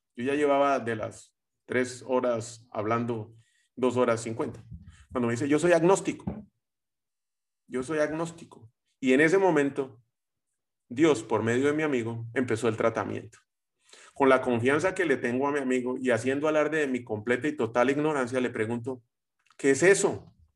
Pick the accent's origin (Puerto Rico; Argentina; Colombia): Colombia; soy colombiano